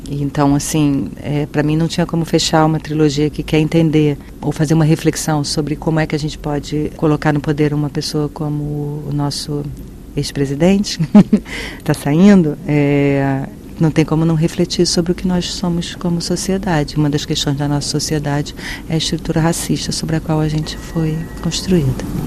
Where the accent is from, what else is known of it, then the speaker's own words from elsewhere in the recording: Brazil; eu sou brasileiro tenho uma relação com isso